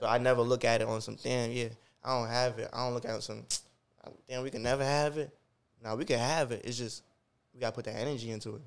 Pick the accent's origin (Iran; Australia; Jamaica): Jamaica; moved away; I was born in Jamaica